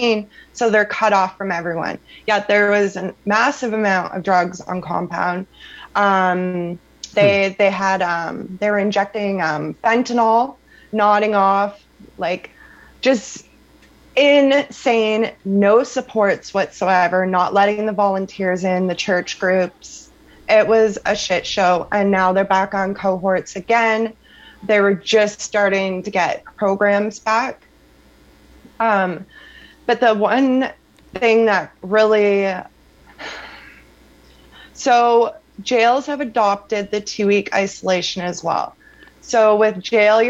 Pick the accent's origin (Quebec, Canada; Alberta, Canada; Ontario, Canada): Ontario, Canada; Sarnia; Sarnia Jail in my hometown